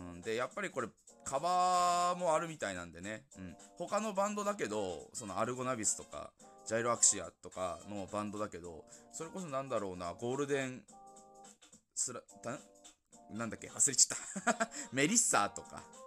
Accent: Yamagata, Japan; accent: Yamagata dialect; 俺らからしたら山形弁は通、普通の言語なのかな

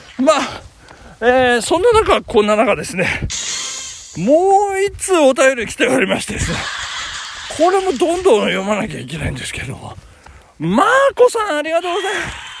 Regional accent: Tokyo, Japan; accent: Edokko (hi pronounced as shi); 江戸っ子なんで

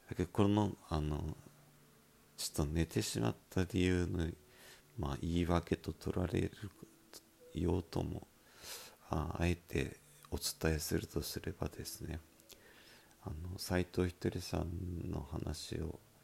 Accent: Miyazaki, Japan; accent: Miyazaki dialect; 僕のこの拙い宮崎弁変な宮崎弁

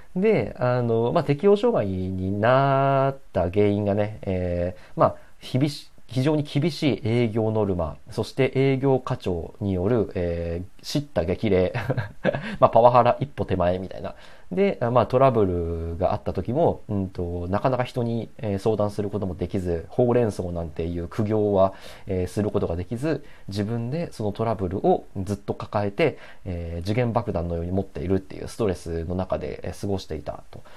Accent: Hokuriku, Japan; moved away as an adult; 僕はね、あの、北陸地方のね、えっ、ー、と、まあ、超絶田舎の えっと、町で生まれ育った

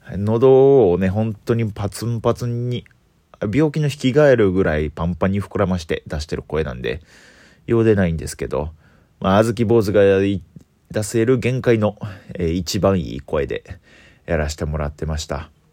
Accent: Osaka, Japan; accent: Osaka dialect; 僕ずっと大阪弁で育ってきてる

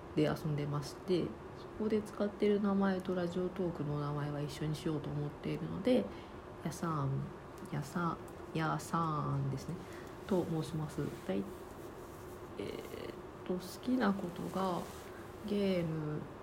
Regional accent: Osaka, Japan; now in Tokyo, Japan; 東京に住んでます大阪出身です

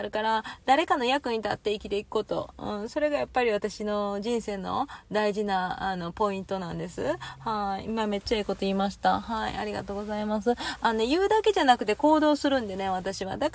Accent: Kansai, Japan; moved away

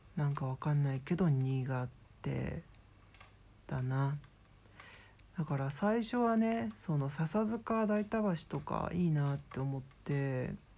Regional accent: Shizuoka, Japan; now in Tokyo, Japan; 今はこうしてね実家静岡の方にいるんですけど

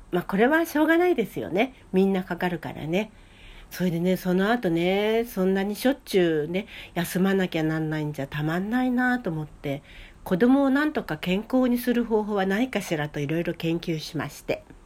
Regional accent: Hokkaido, Japan; now in Kanto, Japan; 北海道生まれということもありますけれどもね

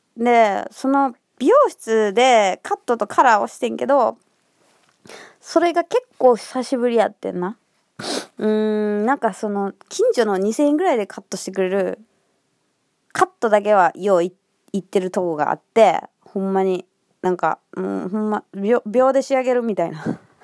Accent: Kansai, Japan; accent: Kansai intonation; 私のイントネーションで、「あ、関西の方ですか？」みたいな気づいてくれて

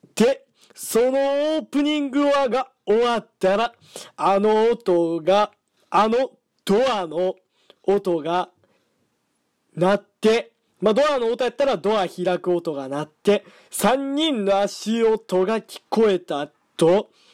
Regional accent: Hyogo, Japan; 僕の出身地は、兵庫県でーす

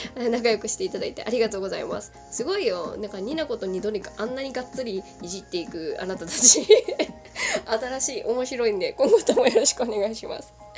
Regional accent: Kagoshima, Japan; 私が鹿児島出身っていうことはご存知だと思うんですけれども

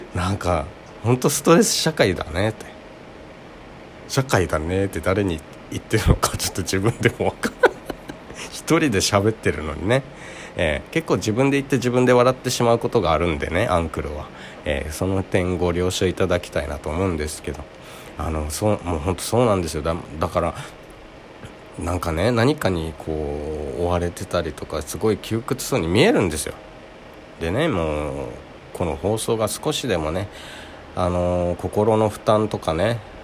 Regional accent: Okinawa, Japan; この私が生まれ育った沖縄なんですけどね

